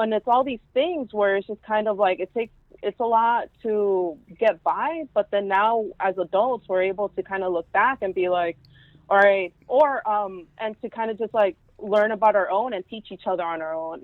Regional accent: Houston, Texas, United States; English is a second language; moved away as an adult; also born or lived in upstate New York / New York City; now in New York, United States; I'm from Houston, Texas. I actually grew up right there in the same barrio as the barrio. Um, so I'm from East End

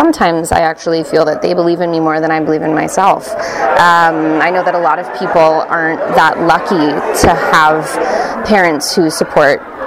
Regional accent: Seattle, Washington, United States; moved away as an adult; also born or lived in Pittsburgh; now in New York City, United States; I'm from Seattle, Washington. I went to school in Pittsburgh. I now live in New York City

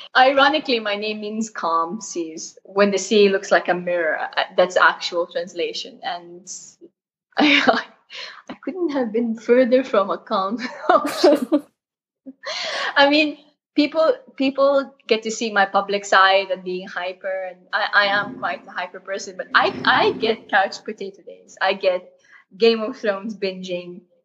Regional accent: Jeddah, Makkah Province, Saudi Arabia; I was born in Jeddah, uh, Saudi Arabia.

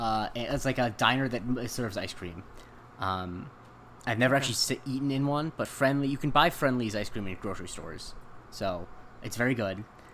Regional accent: Florida, United States; moved away; growing up in Florida.

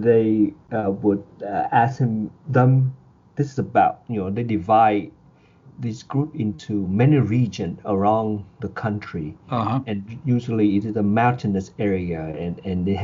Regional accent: Ho Chi Minh City, Vietnam; now in United States; I was born in Vietnam, in Saigon, in 1974, in September.

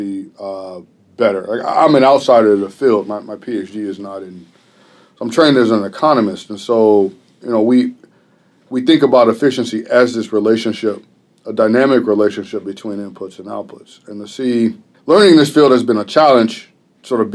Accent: Chicago, Illinois, United States; I'm from Chicago, and that's an interesting place to be a teacher

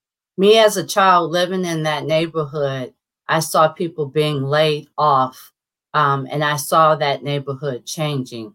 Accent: St. Louis, Missouri, United States; also born or lived in Cleveland, Ohio; We moved back to St. Louis in 1972

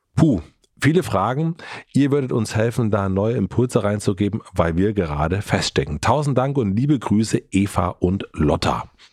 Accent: Germany; ich bin in Grönen aufgewachsen, heißt der Ort

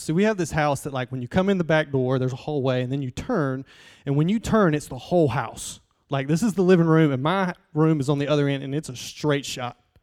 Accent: Southeast Alabama, United States; I'm from Southeast Alabama.

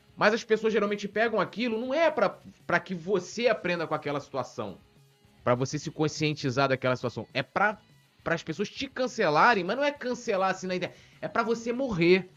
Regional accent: São Gonçalo, Rio de Janeiro, Brazil; moved away; eu sou de São Gonçalo, não moro mais lá hoje.

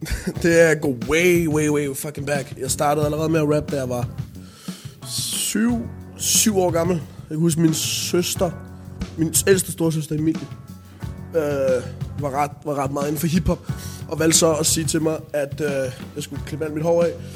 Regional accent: Denmark; man kan godt høre, at jeg var dansk

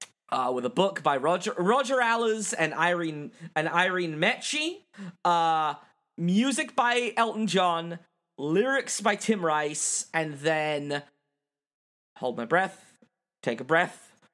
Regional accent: England, United Kingdom; I'm English.

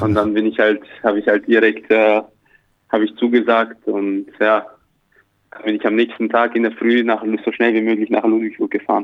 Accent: Austria; also born or lived in Slovakia; now in Ulm, Germany; ich bin halt in der Slowakei geboren und bin in Österreich dann da aufgewachsen

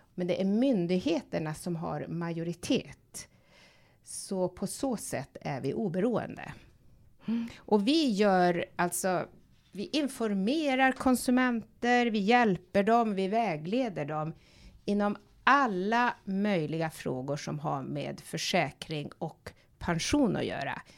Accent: Tärendö, Norrbotten County, Sweden; moved away; jag kommer från Tornedalen, från en liten by som heter Tärendö

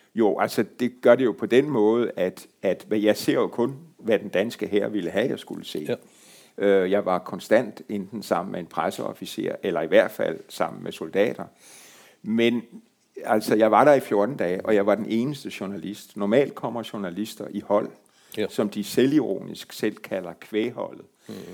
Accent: Marstal, Southern Denmark, Denmark; Hvor jeg kommer fra

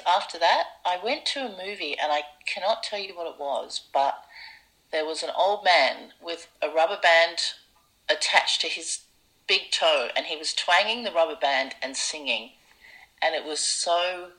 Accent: Surrey, South East England, United Kingdom; moved away; also born or lived in Wimbledon, London; I was born in Wimbledon and grew up in Surrey.

